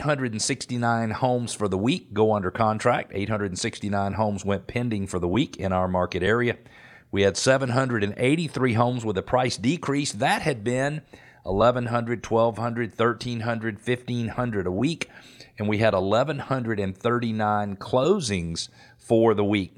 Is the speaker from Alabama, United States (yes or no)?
no; Atlanta, Georgia, United States; I grew up playing tennis in Metro Atlanta